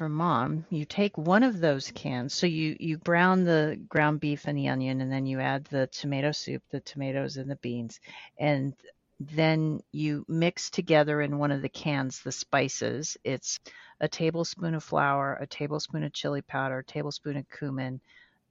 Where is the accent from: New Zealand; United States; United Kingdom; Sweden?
United States; Colorado; we were growing up in Colorado